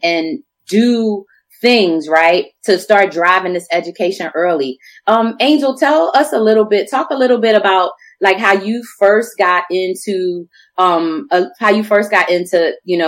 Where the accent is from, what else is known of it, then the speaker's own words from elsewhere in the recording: Philadelphia, Pennsylvania, United States; moved away as an adult; now in Portland, United States; I grew up in Philly